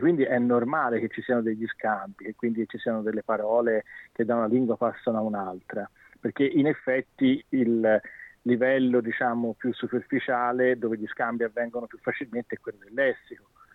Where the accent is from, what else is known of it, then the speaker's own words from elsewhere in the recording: China; Italian is a second language; now in Sydney, Australia; sono cinese